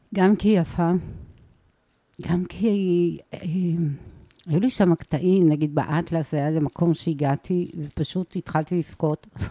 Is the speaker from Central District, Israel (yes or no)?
no; Ma'ale HaHamisha, Jerusalem District, Israel; moved away as an adult; also born or lived in Tel Aviv; now in Bat Galim, Israel; מעלה החמישה היא בין אבו גוש לקטנה